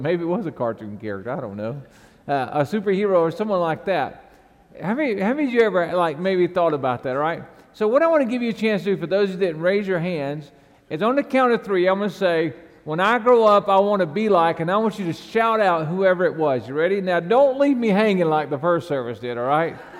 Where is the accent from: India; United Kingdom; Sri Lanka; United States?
United States; the South; I was raised in the South